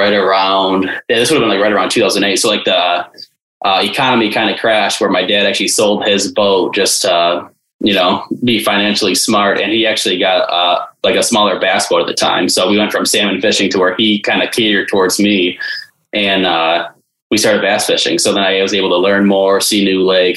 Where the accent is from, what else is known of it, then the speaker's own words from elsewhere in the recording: Detroit, Michigan, United States; I grew up in Metro Detroit, still live there today.